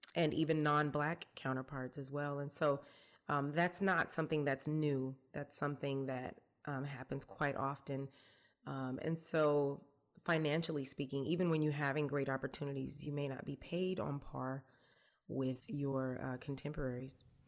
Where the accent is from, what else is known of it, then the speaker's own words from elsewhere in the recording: College Park, Georgia, United States; also born or lived in Atlanta, Georgia; I grew up here in Georgia. I was born in Atlanta. I grew up in, I guess it was unincorporated College Park at the time.